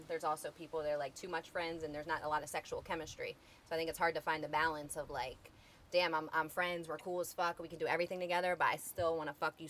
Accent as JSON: {"language": "English", "region": "New Jersey", "country": "United States", "said": "I'm from Jersey."}